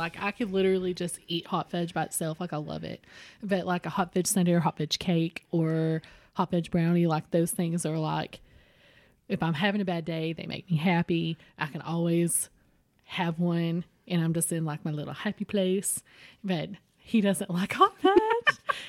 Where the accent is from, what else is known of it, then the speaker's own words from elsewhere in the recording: Harlan, Kentucky, United States; And where I grew up in Harlan, Middlesboro was like 30 minutes outside of Harlan, and they had more going on